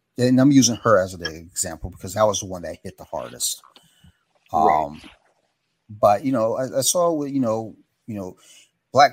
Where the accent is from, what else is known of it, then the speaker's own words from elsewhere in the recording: Columbia, Maryland, United States; Maryland's very bizarre, especially where I grew up in Columbia